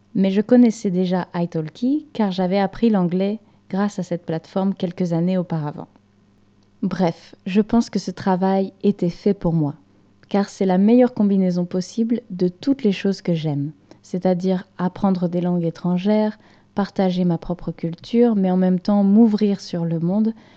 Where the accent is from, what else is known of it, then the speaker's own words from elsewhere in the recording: Normandy, France; moved away; je suis française et j'ai grandi à la campagne dans une région française qui s'appelle la Normandie